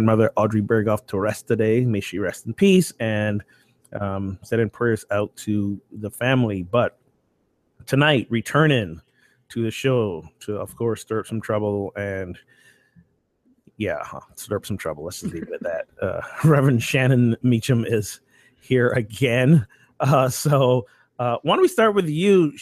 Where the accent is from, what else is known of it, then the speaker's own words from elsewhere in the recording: Barbados; now in Amesbury, United States; my home country of Barbados